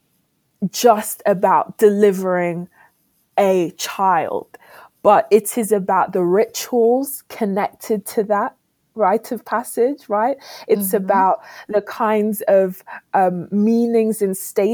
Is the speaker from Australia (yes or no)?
no; United Kingdom; also born or lived in Ghana; As a Ghanaian British woman